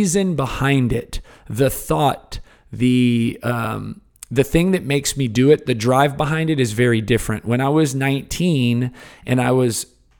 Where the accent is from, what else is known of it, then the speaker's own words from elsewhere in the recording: Houston, Texas, United States; I grew up in Houston, kind of the Cypress area